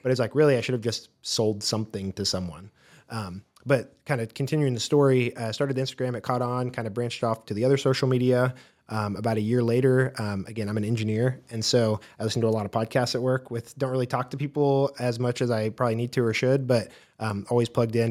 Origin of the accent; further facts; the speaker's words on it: Wichita, Kansas, United States; also born or lived in Corpus Christi, Texas; I grew up in the Wichita area